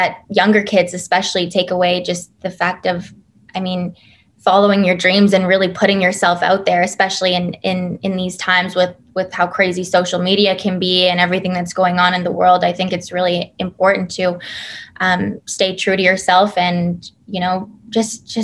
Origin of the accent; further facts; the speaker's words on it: Toronto, Ontario, Canada; a couple of the cast members and I being Canadian, it was really a special moment for us to be like, welcome to our hometown. This is Toronto for you